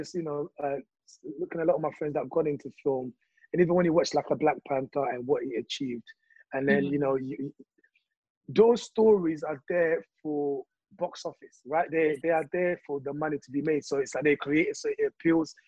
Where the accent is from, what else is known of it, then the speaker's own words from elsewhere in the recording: DR Congo; now in United Kingdom; I grew up on that in Congo